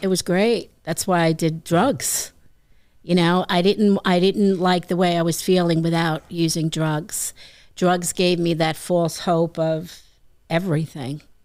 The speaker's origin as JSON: {"language": "English", "town": "Franklin Square", "region": "New York", "country": "United States", "tie": "born or raised there", "also_born_or_lived": "Ozone Park, New York / Laurel Hollow, New York", "said": "I was raised in Franklin Square and spent my weekends in Ozone Park"}